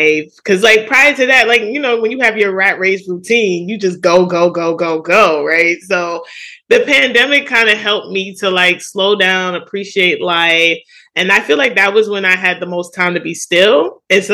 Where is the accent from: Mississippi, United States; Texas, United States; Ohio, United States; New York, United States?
New York, United States; New York City; I grew up in Jamaica, Queens